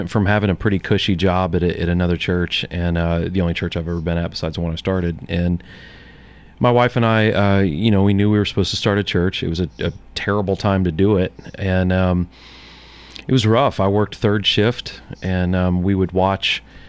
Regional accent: St. Louis, Missouri, United States; now in Murfreesboro, United States; Since I'm from St. Louis, I'm a huge Cardinals fan.

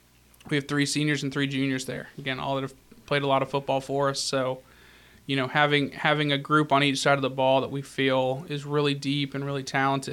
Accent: South Pittsburg, Tennessee, United States; The Masters Academy, it's actually funny. It's in my hometown.

